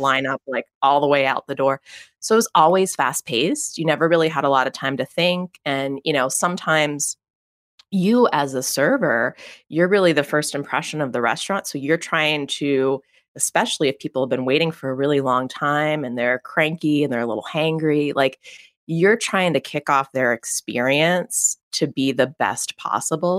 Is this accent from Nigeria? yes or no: no; McKees Rocks, Pennsylvania, United States; I'm from a very small suburb in, uh, Pittsburgh, Pennsylvania. It's called McKees Rocks, P